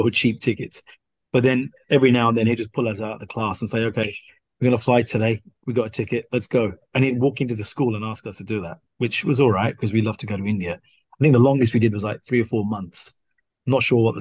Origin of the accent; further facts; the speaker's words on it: Slough, South East England, United Kingdom; moved away as an adult; also born or lived in Bedfont, London; now in Singapore; I was born in Slough, raised there until I was about 12.